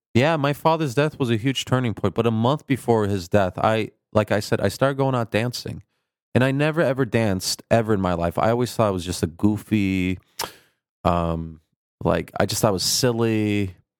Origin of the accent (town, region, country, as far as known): Minnesota, United States; born or raised there; accent: Midwestern Turkish twang; also born or lived in Turkey